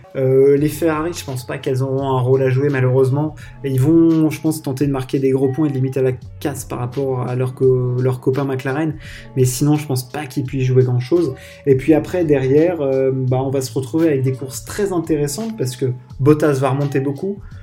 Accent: France; en tant que Français

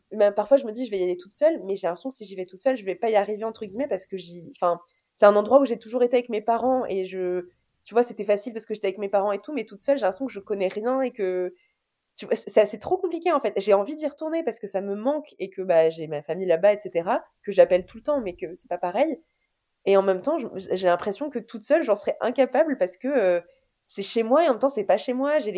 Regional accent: Tunisia; now in Paris, France; Bah moi, euh, en tant que vraie Tunisienne, je vais dire l'amlochria.

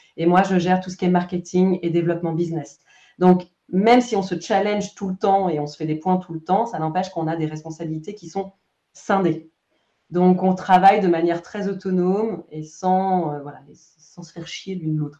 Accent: France; moved away as an adult; also born or lived in Romandy, Switzerland; now in Switzerland; je suis française. je vis en Suisse romande depuis une, bonne dizaine d'années

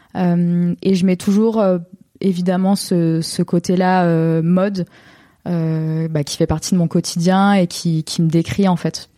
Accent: Baillargues, Occitania, France; moved away as an adult; now in Marseille, France; born and raised euh, in Montpellier, plus précisément dans un petit village à côté, à 10 minutes, qui s'appelle Bayargues

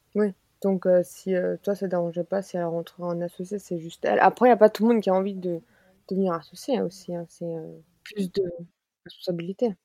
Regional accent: Alsace, Grand Est, France; Moi je suis alsacienne

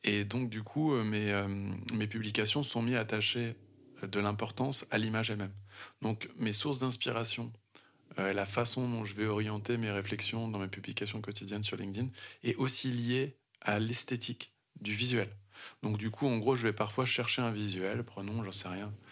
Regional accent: Vannes, Brittany, France; chez moi en Bretagne, à Vannes, sur le golfe du Morbihan

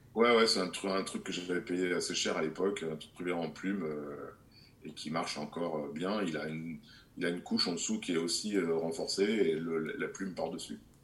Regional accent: Grenoble, Auvergne-Rhône-Alpes, France; je suis né à Grenoble, donc euh, je suis né euh, dans les Alpes euh, et j'ai toujours connu le froid. J'ai fait du ski petit

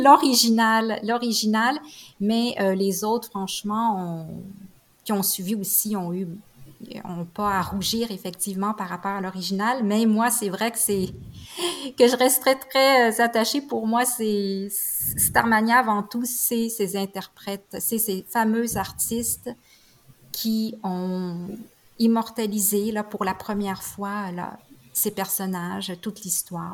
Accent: Quebec, Canada; ça l'a vraiment bercé mon enfance avec euh, avec les tubes qui jouaient bien sûr à la radio, mais aussi comme référence parce qu'en tant que québécoise

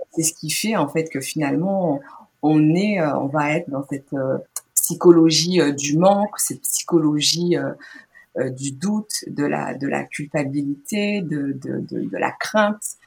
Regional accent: Guadeloupe; j'ai grandi donc en Guadeloupe

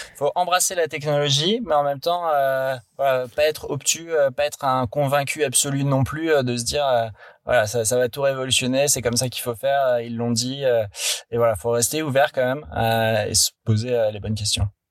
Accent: Paris, Île-de-France, France; also born or lived in London; moi je suis parisien de souche

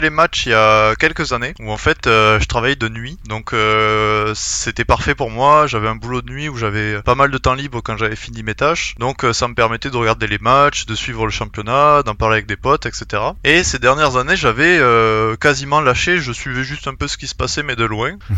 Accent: south of France, France; accent: southern French; Ah bah oui, là le timing est bon. Il commence à faire chaud, l'accent du sud, on est dans les bons temps.

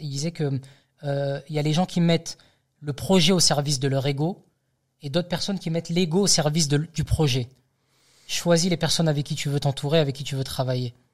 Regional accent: the South, south of France, France; moved away; je suis originaire du Sud

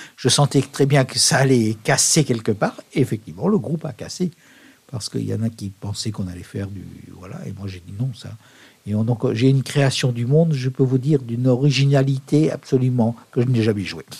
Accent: France; also born or lived in Leffe, Belgium; now in Belgium; je suis français

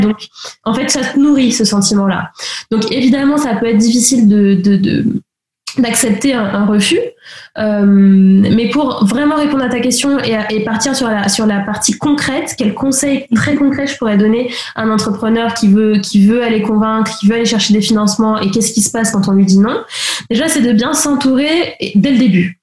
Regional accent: the Antilles, Martinique; moved away as an adult; now in Paris, France; j'ai grandi aux Antilles, donc martiniquaise à moitié. Et puis ça fait quasiment 12 ans maintenant que j'habite à Paris

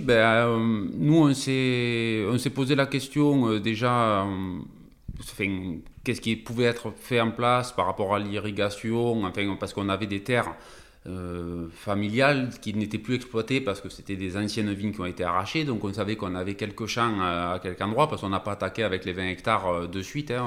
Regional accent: Narbonne, Occitania, France; nous on est originaire de, ben, de Narbonne, exactement de Vildaigne, depuis tout le temps

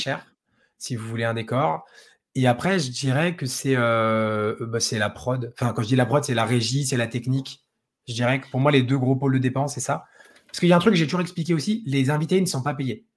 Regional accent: Dijon, Bourgogne-Franche-Comté, France; Moi, je suis de Dijon

